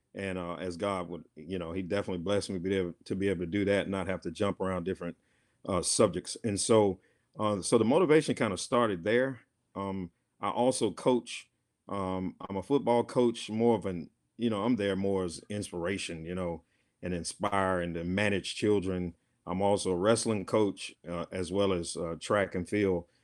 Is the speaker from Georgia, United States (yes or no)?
yes; Rome, Georgia, United States; now in Hazel Green, United States; I'm originally from Rome, Georgia, uh, city of Seven Hills, Three Rivers.